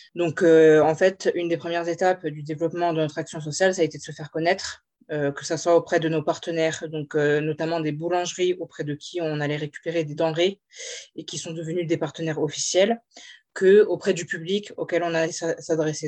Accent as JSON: {"language": "French", "region": "Corsica", "country": "France", "also_born_or_lived": "Aix-en-Provence", "moved": "yes", "said": "je suis originaire de Corse"}